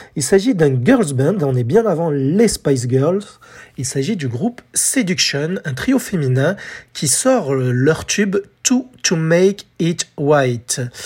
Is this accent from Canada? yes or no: no; France; chez nous, en France